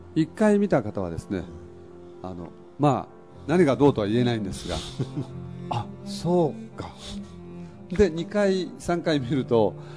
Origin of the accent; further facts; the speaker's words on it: Agon, Kagoshima, Japan; now in Kametsu, Japan; 私の実家は、えー、ちょっと20分25分ぐらい離れたアゴンという小さな村